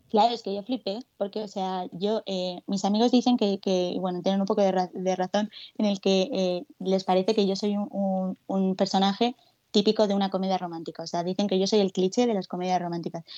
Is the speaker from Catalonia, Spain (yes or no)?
no; Alicante, Valencian Community, Spain; moved away as an adult; now in Madrid, Spain; cuando yo me vine aquí a Madrid hace cuatro años, porque yo soy de Alicante